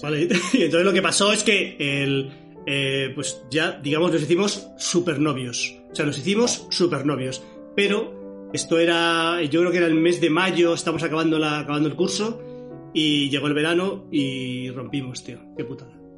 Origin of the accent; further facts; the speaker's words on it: Madrid, Community of Madrid, Spain; also born or lived in Moratalaz, Madrid; Yo soy de Carabanchel, pero vivía en otro barrio, da igual, en Moratalaz